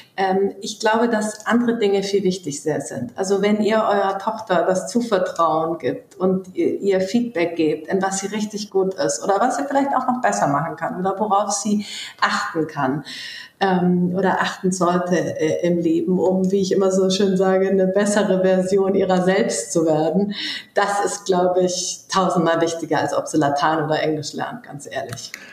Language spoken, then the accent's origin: German; Munich, Bavaria, Germany; moved away as an adult; also born or lived in Berlin / London / Stuttgart; ich bin Münchnerin, ähm, dort geboren und aufgewachsen bis Anfang 20